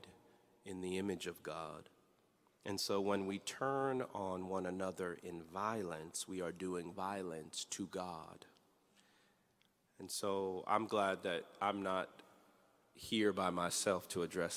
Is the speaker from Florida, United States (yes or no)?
yes; Miami, Florida, United States; moved away; I grew up in Miami, Florida